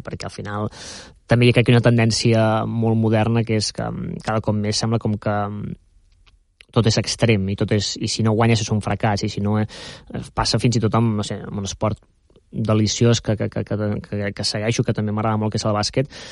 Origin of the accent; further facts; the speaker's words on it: Sabadell, Catalonia, Spain; soc nascut a Sabadell